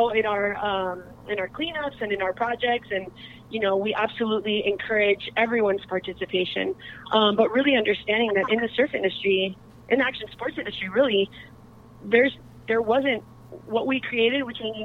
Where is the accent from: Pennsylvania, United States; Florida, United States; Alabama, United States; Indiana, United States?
Florida, United States; Miami; now in Encinitas, United States; I'm originally from Miami, Florida, and being a girl from Miami, you know, moving to Encinitas, not really knowing anyone